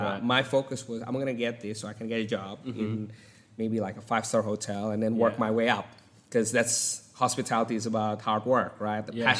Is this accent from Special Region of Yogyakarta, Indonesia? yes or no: no; Jakarta, Indonesia; moved away as an adult; also born or lived in Sulawesi, Indonesia; now in Australia; I was born in Sulawesi, in one of the coffee island in Indonesia.